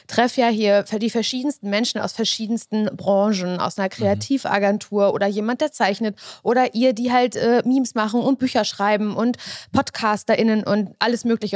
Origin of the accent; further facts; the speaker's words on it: the East, East Germany, Germany; Und ich komme noch aus dem Osten